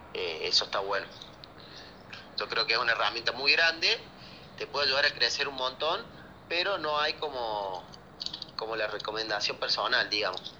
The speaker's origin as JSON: {"language": "Spanish", "region": "Córdoba", "country": "Argentina", "said": "soy bastante, bastante cordobés"}